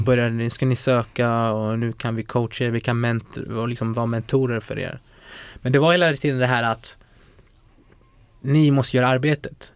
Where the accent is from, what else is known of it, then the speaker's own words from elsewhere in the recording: Botkyrka, Stockholm County, Sweden; also born or lived in Umeå; Jag är uppväxt i Botkyrka, Fittja för att vara mer korrekt.